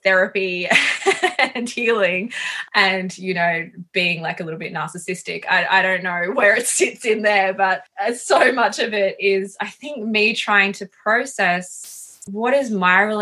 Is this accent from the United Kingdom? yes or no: no; Sunshine Coast, Queensland, Australia; I grew up on the Sunshine Coast in Queensland.